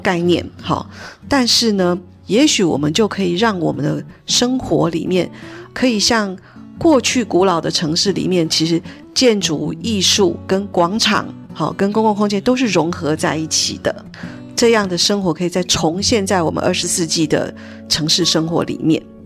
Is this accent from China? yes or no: no; Taiwan; 我们台湾人